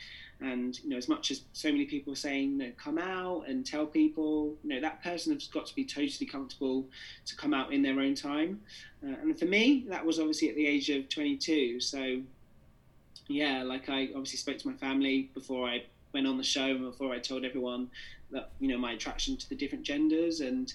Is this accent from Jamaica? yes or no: yes; Jamaica; Yeah, I think obviously, you know, being Jamaican and obviously being with that dual heritage, I had lots of people from all over the world actually just, you know, asking me for advice of how they should come out.